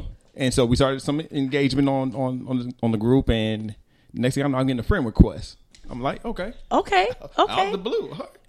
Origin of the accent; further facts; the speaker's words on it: Atlanta, Georgia, United States; I'm from Atlanta. I was born in South Georgia, but pretty much raised in Atlanta or the south side of Atlanta, Clayco. Went to Lovejoy High School